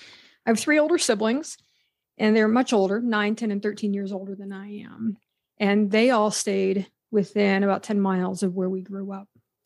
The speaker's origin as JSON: {"language": "English", "region": "Pennsylvania", "country": "United States", "tie": "born or raised there", "said": "So I grew up in Western Pennsylvania, in a town of about 200 people. It was It was a coal mining area, mostly strip mining. And it's a very large Amish community that surrounded that town."}